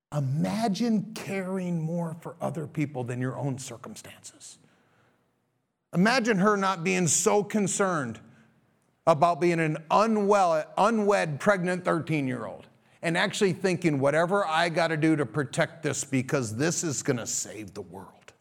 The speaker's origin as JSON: {"language": "English", "country": "United States", "said": "as American Christians"}